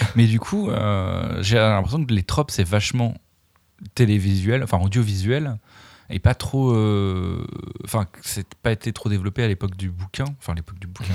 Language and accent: French; Dijon, Bourgogne-Franche-Comté, France; je viens de Dijon